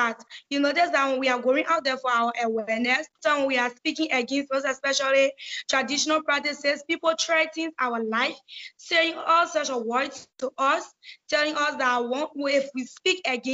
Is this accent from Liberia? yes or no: yes; Liberia; I'm 16 years of age. I'm from Liberia